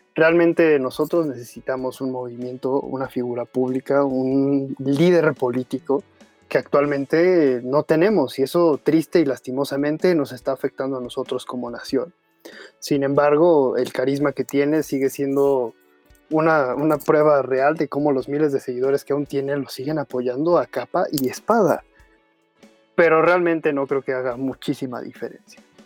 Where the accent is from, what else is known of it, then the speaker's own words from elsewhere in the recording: Mexico; como mexicanos